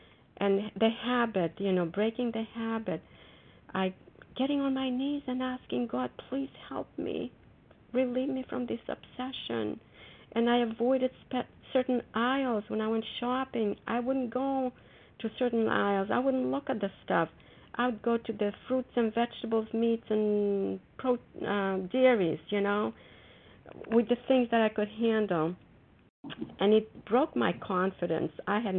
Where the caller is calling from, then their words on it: Foxborough, Massachusetts, United States; I'm calling from Foxborough, Massachusetts.